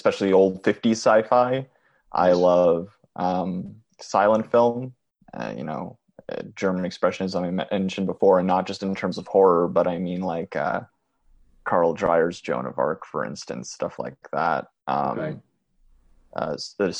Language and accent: English; Mattawa, Ontario, Canada; now in North Bay, Canada; I was born in a small Ontarian town called Mattawa, which has an incredibly small population. I lived there till I was about 11 years old